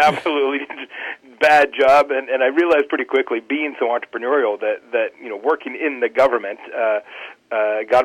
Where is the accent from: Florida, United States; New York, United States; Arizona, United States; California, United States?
Arizona, United States; now in Indiana, United States; I'm originally from Arizona. I live in Indiana now.